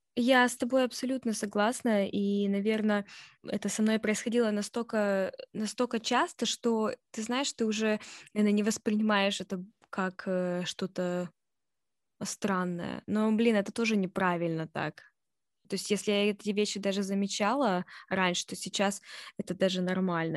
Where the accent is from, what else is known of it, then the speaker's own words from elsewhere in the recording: Russia; moved away; я из России